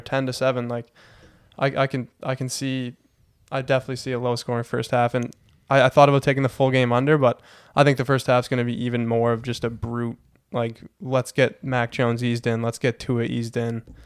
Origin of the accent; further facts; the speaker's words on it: Heron Cove, Nova Scotia, Canada; I'm from Heron Cove, Nova Scotia